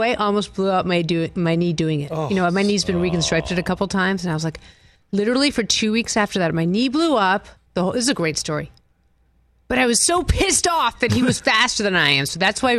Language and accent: English; New England, United States; I'm from New England